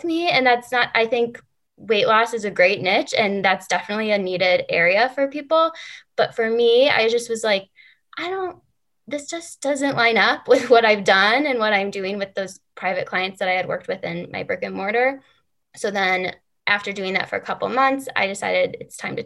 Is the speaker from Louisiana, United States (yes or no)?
no; Chicago, Illinois, United States; moved away as an adult; I came back to Chicago, which is my hometown.